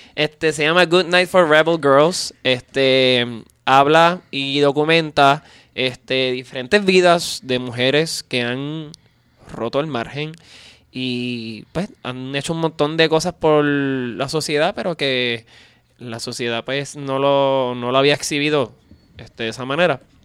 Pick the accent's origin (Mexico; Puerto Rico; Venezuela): Puerto Rico; en Puerto Rico yo soy como básicamente como un alien, este, soy puertorriqueño